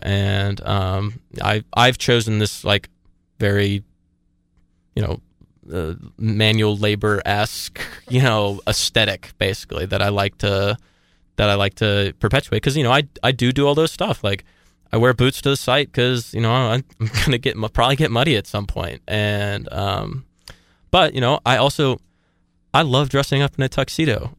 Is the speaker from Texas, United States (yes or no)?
no; Atlanta, Georgia, United States; I take, like, a lot of pride in being from Atlanta